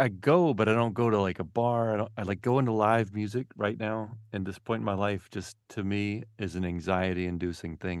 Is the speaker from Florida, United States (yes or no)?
no; Memphis, Tennessee, United States; now in Marin, United States; I, I grew up in Memphis